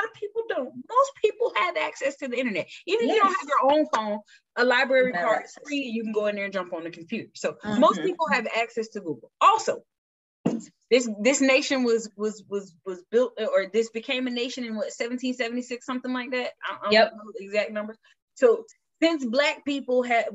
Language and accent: English; West Palm Beach, Florida, United States; also born or lived in Belle Glade, Florida; I'm from Belgley, but at a very early age, my mom moved us to West Palm Beach